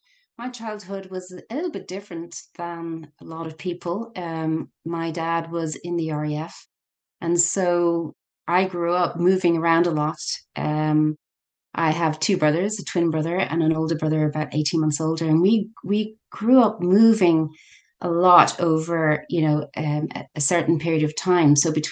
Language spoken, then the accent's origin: English; Ireland; Yes, it does mortify us as Irish.